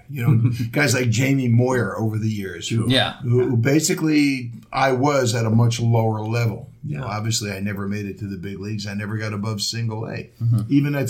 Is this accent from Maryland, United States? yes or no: no; Massapequa, New York, United States; born or raised there; also born or lived in Brooklyn, New York